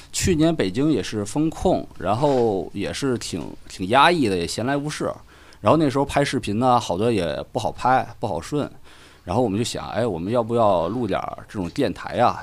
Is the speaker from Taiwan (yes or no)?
no; Qinhuangdao, Hebei, China; moved away; 所以都得秦皇岛是你。啊。呃，我老家